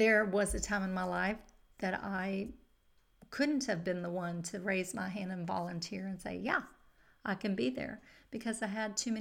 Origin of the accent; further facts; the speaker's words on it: Katy, Texas, United States; my hometown of Katy, Texas